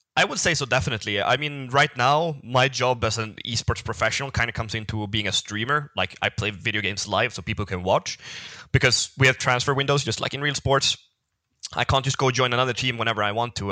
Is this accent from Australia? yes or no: no; Sweden; I come from Sweden, so my country isn't not that big